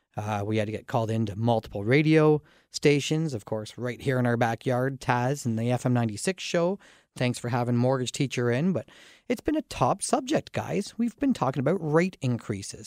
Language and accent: English; Dorchester, Ontario, Canada; I grew up in Dorchester, Ontario